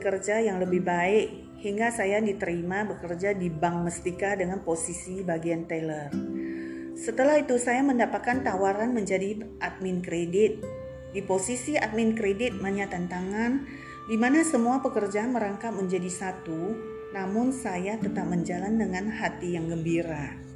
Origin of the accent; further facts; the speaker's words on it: Selat Panjang, Riau, Indonesia; moved away as an adult; also born or lived in Pekanbaru; saya dilahirkan dan dibesarkan di salah satu pulau di Provinsi Riau yaitu Selat Panjang